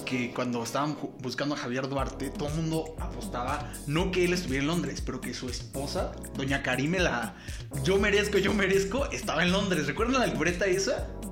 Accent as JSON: {"language": "Spanish", "country": "Mexico", "said": "me sentía yo en casa, me sentía en mi país"}